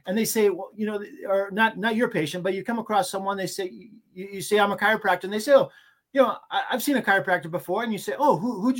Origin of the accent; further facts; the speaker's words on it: Maine, United States; But I'm from Maine. Like you said, Maine, United States.